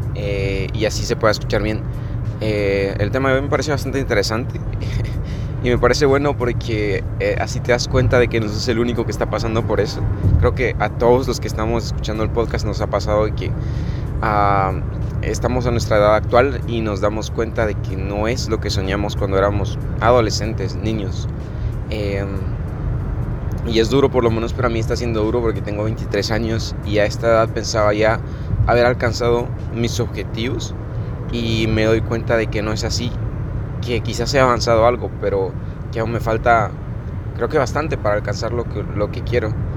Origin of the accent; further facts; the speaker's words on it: Guatemala; desde mi pueblo, desde mi aldea, desde un lugar pequeño y en Guatemala